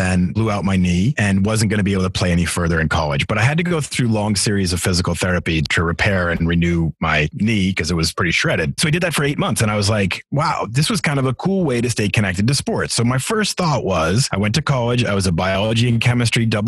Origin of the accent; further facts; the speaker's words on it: Massachusetts, United States; moved away as an adult; also born or lived in Atlanta / Seattle / Denver; now in Philadelphia, United States; I grew up in Massachusetts and we had about 13 acres worth of land